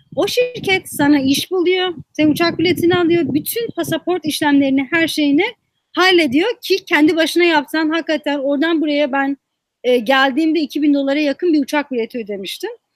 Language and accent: Turkish; Muş, Muş Province, Turkey; moved away as an adult; Muş'un tamamında şu an buradaki bir ilkokulda bulunan kütüphane yok